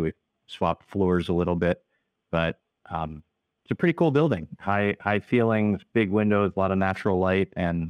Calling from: Dover, New Hampshire, United States; I'm calling in from the office today, which for us is in the seacoast region of New Hampshire in a little city called Dover.

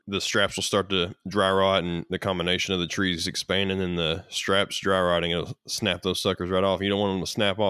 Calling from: Moorhead, Kentucky, United States; I'm actually in Moorhead, Kentucky. So I'm on the right on the edge of the Appalachian Mountains on the eastern side of Kentucky.

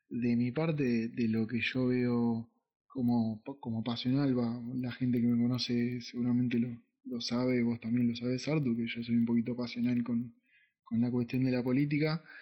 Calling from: La Plata, Buenos Aires Province, Argentina; de La Plata acá firme escuchando el segundo programa de la radio.

